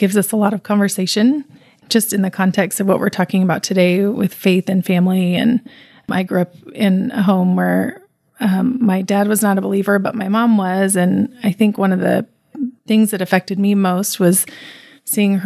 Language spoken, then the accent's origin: English; Salt Lake City, Utah, United States; growing up in the church family, it was very needed growing up in Utah